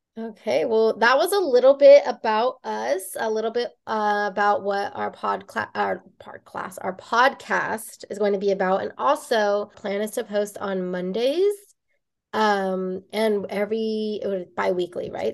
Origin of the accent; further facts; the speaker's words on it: Bay Area, California, United States; now in Los Angeles County, United States; I am from the Bay Area. We are both from the Bay Area originally.